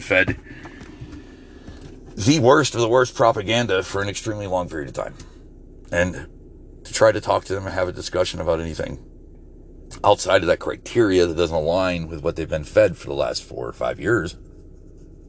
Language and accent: English; United States; as an American